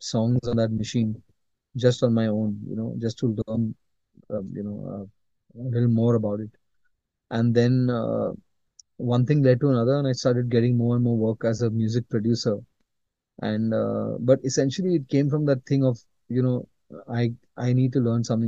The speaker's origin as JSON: {"language": "English", "town": "Mumbai", "region": "Maharashtra", "country": "India", "tie": "born or raised there", "said": "I was born in Bombay, and I'm brought up in Bombay as well."}